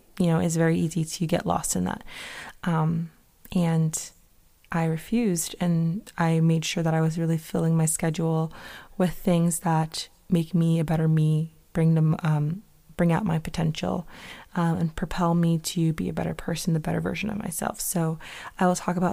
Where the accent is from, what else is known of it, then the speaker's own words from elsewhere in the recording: Connecticut, United States; moved away as an adult; now in Boston, United States; I'm originally from Connecticut, so moving up to Mass wasn't that bad